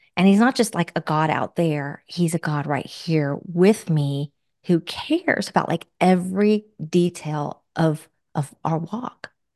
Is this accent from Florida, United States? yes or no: yes; Florida, United States; We both were born and raised in Florida